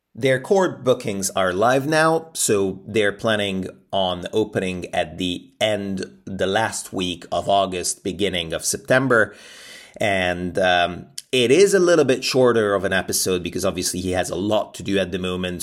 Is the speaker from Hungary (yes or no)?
yes; Hungary; now in Bristol, United Kingdom; I'm I'm from Hungary originally, and I'm and I'm flying home for a few weeks